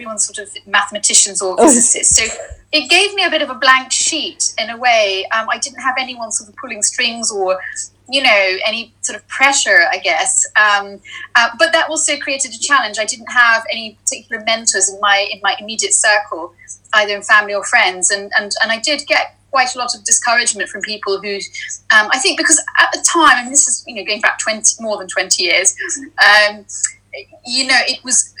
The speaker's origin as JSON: {"language": "English", "town": "Edinburgh", "region": "Scotland", "country": "United Kingdom", "tie": "born or raised there", "moved": "as an adult", "lives_now": "London, United Kingdom", "said": "I grew up in Edinburgh."}